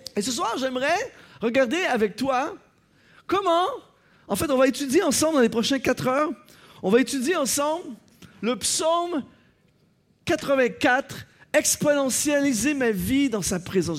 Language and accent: French; Canada; Chez nous, au Canada